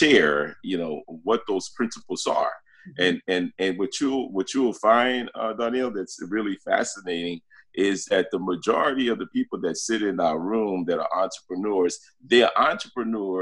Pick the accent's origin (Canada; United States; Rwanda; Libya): United States; New York City, New York; also born or lived in Brooklyn, New York; I was born in Brooklyn, New York, you know. Okay. And raised in the South Bronx